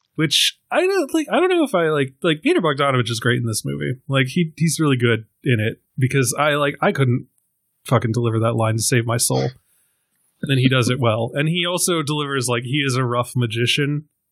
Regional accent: Ireland; being an Irishman

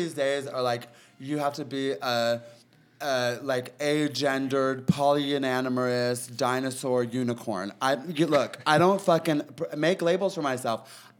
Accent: Peoria, Illinois, United States; also born or lived in Los Angeles; now in Palm Springs, United States; I was born in Illinois in a town called Peoria.

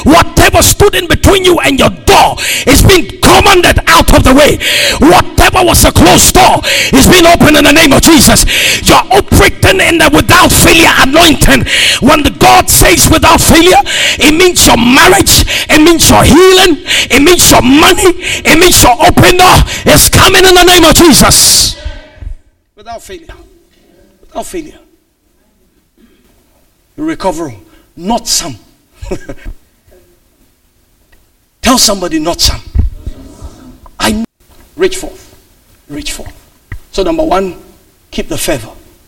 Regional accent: United Kingdom; Who cares? I'm British. After being British, what's next?

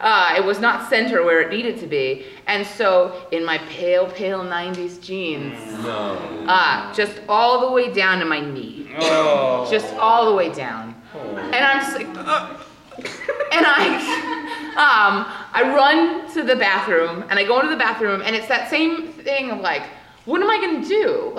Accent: Louisiana, United States; I go to college in Hawaii, I'm from Louisiana, and I'm going back home for the summer.

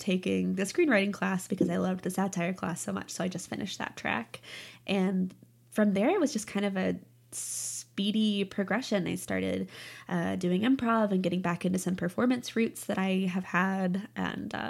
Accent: Springfield, Missouri, United States; moved away as an adult; now in Chicago, United States; I'm from Springfield, Missouri

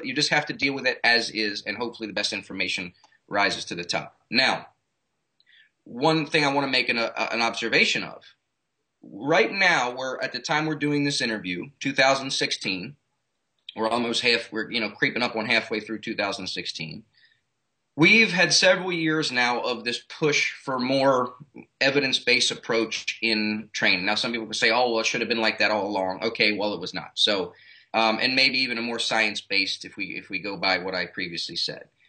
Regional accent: Baltimore, Maryland, United States; moved away as an adult; now in South Florida, United States; I'm originally from Baltimore, Maryland.

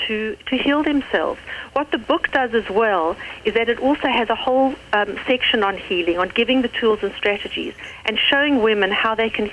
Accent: United States; accent: South African; I'm actually American. I know I sound South African, but I'm American.

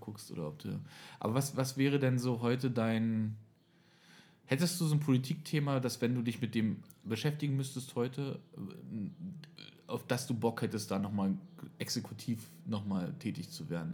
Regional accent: East Germany, Germany; ich komme zwar aus Ostdeutschland

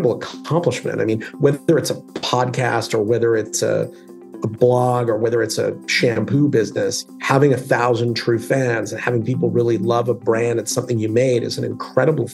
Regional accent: Calgary, Alberta, Canada; I grew up in Alberta in Canada in a city called Calgary.

